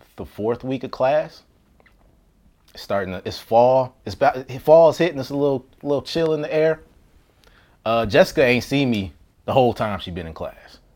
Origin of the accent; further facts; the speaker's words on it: Las Vegas, Nevada, United States; moved away as an adult; also born or lived in Washington, D.C.; I grew up in Vegas